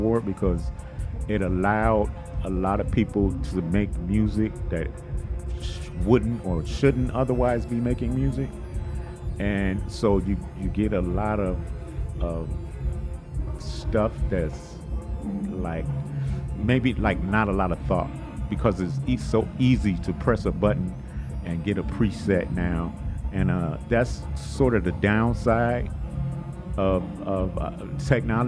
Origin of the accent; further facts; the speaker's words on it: Detroit, Michigan, United States; we're both from Detroit, and it was like something about the air or the water or something in Detroit that had young guys, young musicians like myself, kind of on that path